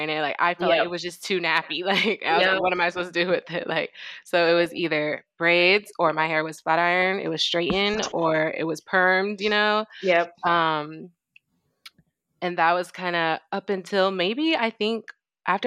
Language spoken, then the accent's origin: English; United States; growing up in the States